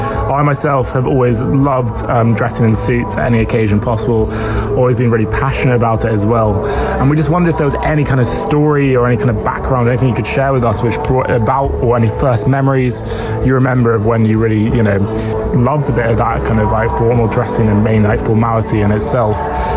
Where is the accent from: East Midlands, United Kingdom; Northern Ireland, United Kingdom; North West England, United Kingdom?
East Midlands, United Kingdom; Nottingham; We're both from Nottingham in England.